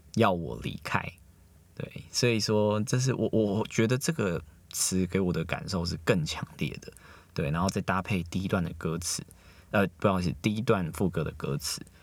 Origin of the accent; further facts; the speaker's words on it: Taiwan; also born or lived in Australia; 四个韩国人跟我一个台湾人